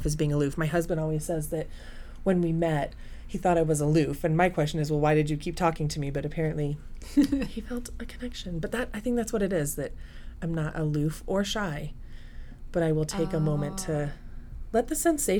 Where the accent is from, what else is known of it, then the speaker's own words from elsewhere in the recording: Colorado Springs, Colorado, United States; I was raised in Colorado Springs, Colorado, and in a very military culture